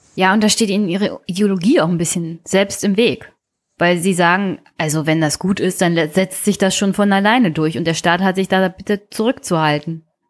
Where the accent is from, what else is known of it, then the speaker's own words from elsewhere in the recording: Teltow-Fläming, Brandenburg, Germany; ich komme aus Teltow-Fleming